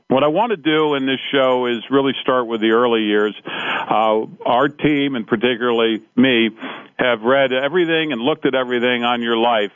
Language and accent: English; Cincinnati, Ohio, United States; I grew up in Cincinnati